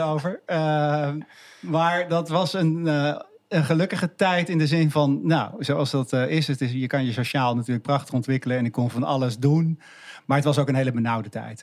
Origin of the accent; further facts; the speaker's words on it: Haarlem, North Holland, Netherlands; also born or lived in Achterhoek; Ik, ik, opgegroeid in Haarlem